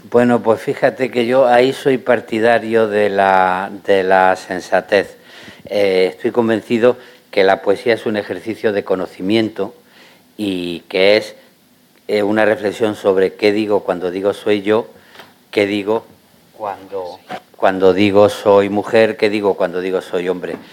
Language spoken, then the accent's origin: Spanish; Granada, Andalusia, Spain; yo como granadino